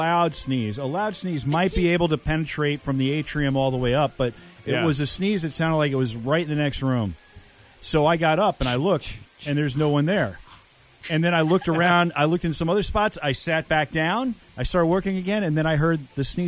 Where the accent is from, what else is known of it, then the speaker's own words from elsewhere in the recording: United States; I'm an American.